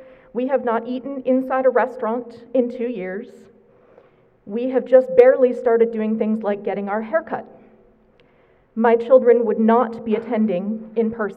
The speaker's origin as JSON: {"language": "English", "region": "New England", "country": "United States", "moved": "yes", "said": "I'm from New England"}